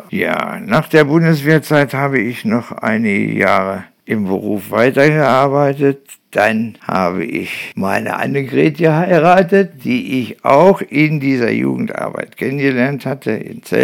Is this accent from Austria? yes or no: no; Nörten-Hardenberg, Lower Saxony, Germany; komme gebürtig aus Nörten-Hanberg. Dort habe ich meine Kindheit verbracht